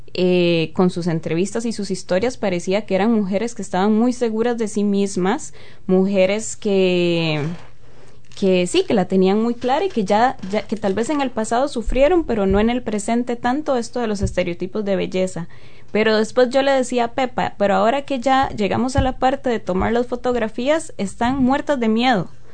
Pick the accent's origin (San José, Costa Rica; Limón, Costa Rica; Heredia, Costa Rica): Heredia, Costa Rica; San Isidro de Heredia; now in New Zealand; yo soy de San Isidro de Heredia. San Isidro de Heredia es un pueblito rural allá en Costa Rica